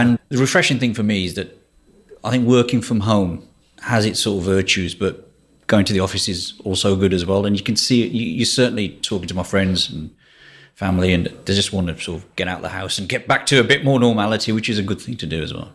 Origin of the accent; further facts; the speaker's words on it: Walsall, West Midlands, United Kingdom; Yeah, so I'm from England. I'm place called Walsall, which is about seven miles north of Birmingham.